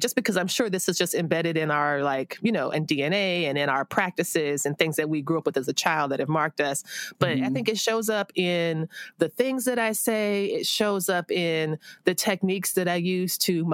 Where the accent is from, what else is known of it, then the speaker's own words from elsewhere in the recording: South Florida, United States; I grew up in South Florida